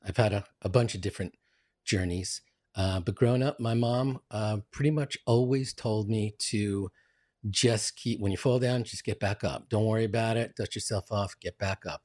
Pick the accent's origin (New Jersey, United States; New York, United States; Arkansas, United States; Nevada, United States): New York, United States; New York City; I'm from Queens, uh, Queens, New York.